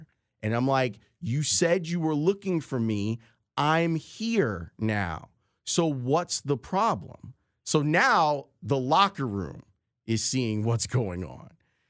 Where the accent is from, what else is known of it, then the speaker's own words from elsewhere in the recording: Chicago, Illinois, United States; I'm from the South Side of Chicago.